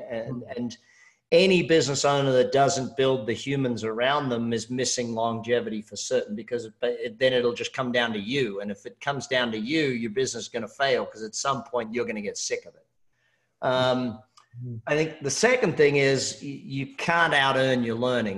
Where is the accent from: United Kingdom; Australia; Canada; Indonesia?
Australia; I'm Australian